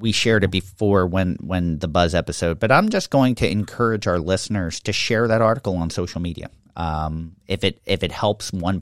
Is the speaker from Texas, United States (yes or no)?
no; Levittown, Pennsylvania, United States; as a kid growing up in Levittown